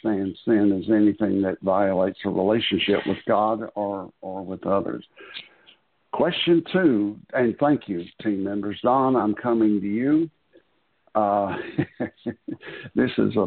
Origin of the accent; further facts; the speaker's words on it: the South, United States; I was born and raised in the South